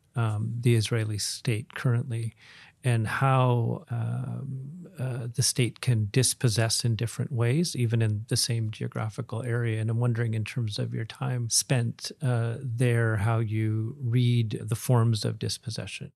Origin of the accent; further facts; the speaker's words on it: Williams Lake, British Columbia, Canada; I grew up in Williams Lake in the, in the, in the region